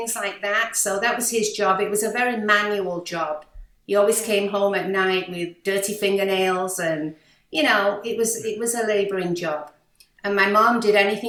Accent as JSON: {"language": "English", "town": "Manchester", "region": "North West England", "country": "United Kingdom", "tie": "born or raised there", "also_born_or_lived": "Malaysia / New York, United States", "accent": "British", "moved": "as an adult", "lives_now": "Miami, United States", "said": "growing up in Manchester as a teenager"}